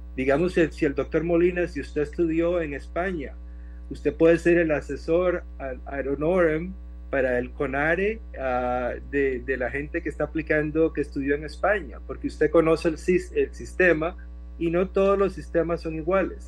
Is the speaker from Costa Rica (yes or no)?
yes; Costa Rica; moved away as an adult; now in Phoenix, United States; sí soy costarricense, nací en Costa Rica, y, pero vine a estudiar a Estados Unidos desde la universidad